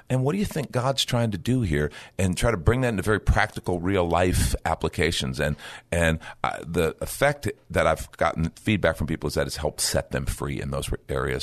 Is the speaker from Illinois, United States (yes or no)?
yes; Chicago, Illinois, United States; where I grew up in Chicago